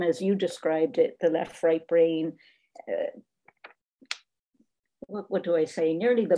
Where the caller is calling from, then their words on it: Ireland; as I'm speaking from Ireland